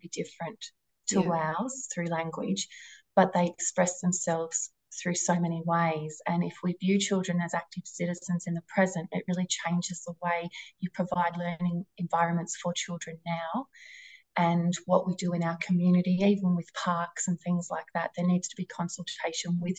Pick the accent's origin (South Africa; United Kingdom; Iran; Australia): Australia; Wynyard, Tasmania; coming back up to my hometown, Wynyard